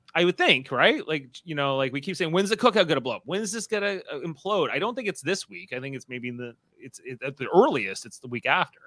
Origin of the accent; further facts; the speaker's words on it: the Niagara region, Canadian side of the border, Ontario, Canada; we're from the general region, although on this side of the border.